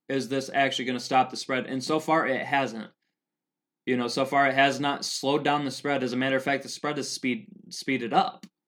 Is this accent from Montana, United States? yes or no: yes; Helena, Montana, United States; so here in Helena, I'm from Helena, Montana